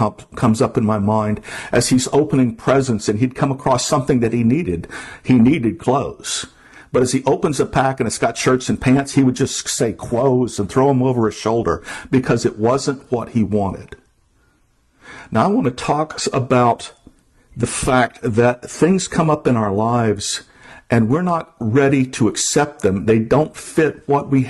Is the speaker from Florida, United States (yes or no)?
yes; Hollywood, Florida, United States; moved away as an adult; also born or lived in Everglades, Florida; now in Vermont, United States; I grew up in Hollywood, Florida, off the corner of 441 and Pembroke Road